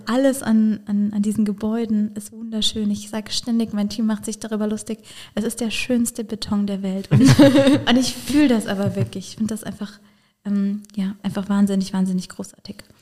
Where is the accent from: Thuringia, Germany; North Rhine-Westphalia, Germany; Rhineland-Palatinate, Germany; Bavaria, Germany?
Rhineland-Palatinate, Germany; Bad Dürkheim district; ich selber komme aus dem Landkreis Bad Dürkheim